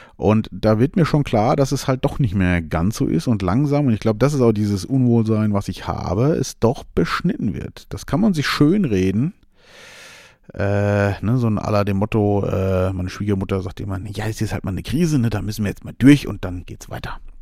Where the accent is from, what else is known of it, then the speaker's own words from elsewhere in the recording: Germany; ich bin ja hier in Deutschland sehr äh, geboren und lebe hier sehr gerne